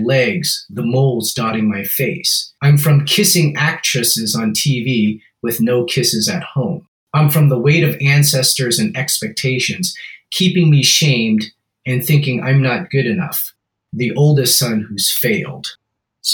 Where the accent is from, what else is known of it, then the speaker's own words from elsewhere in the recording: Seattle, Washington, United States; I grew up in South Seattle, which is a predominantly African-American neighborhood